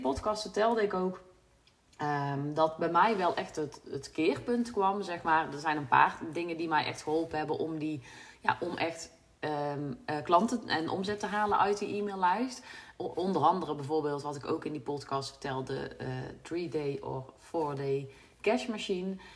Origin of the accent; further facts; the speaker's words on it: North Brabant, Netherlands; accent: Brabant; mensen horen dat ik uit Brabant kom